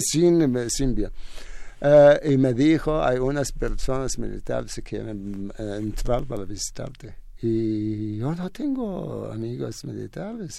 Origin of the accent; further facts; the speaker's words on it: Iraq; first language Arabic; Spanish is a second language; moved away as an adult; now in Mexico; en mi país no hablamos el español nunca. La primera lengua es árabe